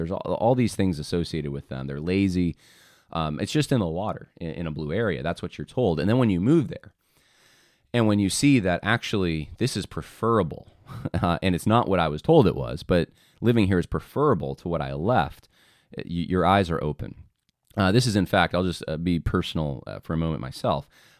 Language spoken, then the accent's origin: English; Northeast, United States; Growing up in the Northeast, I've often heard conversations about our part of the country as being hard soil when it comes to evangelism, outreach, and discipleship.